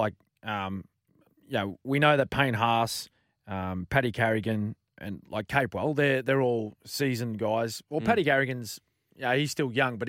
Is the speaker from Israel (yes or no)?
no; Queensland, Australia; particularly as a Queenslander.